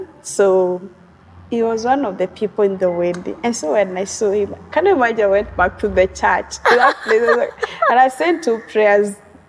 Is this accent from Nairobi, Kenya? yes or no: no; Meru, Meru County, Kenya; as you have said. I come from Meru.